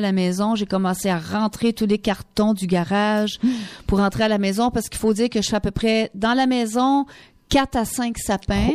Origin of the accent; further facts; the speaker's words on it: Quebec, Canada; moved away; Chez nous, au Québec